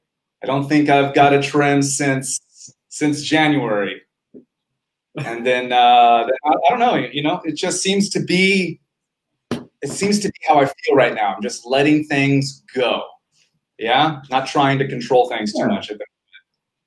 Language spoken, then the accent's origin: English; Quezon City, Metro Manila, Philippines; born there; No, 1978, Philippines, Quezon City, which is technically just a suburb of Manila. So right there in the capital.